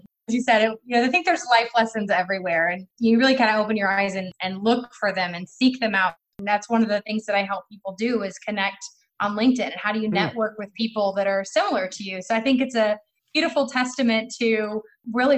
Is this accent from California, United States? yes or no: no; Texas, United States; moved away; also born or lived in Florida / Arizona; I'm born and raised in Texas, went to Texas A&M